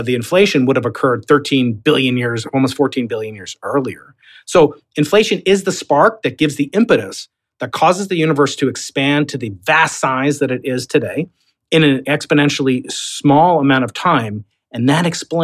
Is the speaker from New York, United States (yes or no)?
yes; New York, United States; accent: Long Island; I'm a New Yorker